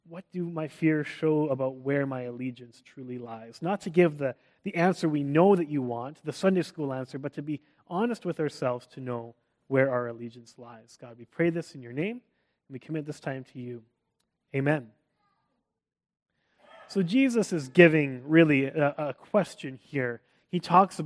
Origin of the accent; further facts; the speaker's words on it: Canada; accent: Canadian; moved away; also born or lived in Texas, United States; I wasn't American. I was still Canadian. In fact, I loved being Canadian. Being a Canadian in Texas became a big part of my identity